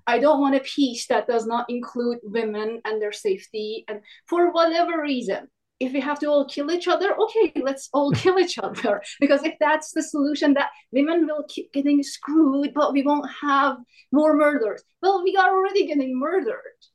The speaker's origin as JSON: {"language": "English", "country": "Iran", "moved": "yes", "said": "I come from Iran"}